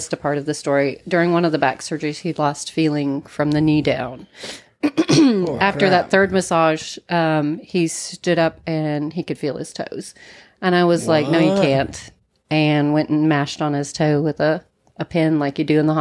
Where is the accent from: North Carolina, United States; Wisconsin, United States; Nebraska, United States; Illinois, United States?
Nebraska, United States; moved away; also born or lived in Kansas / Nashville, Tennessee; Born in Kansas, raised in Nebraska, came from Tennessee down here, the Nashville area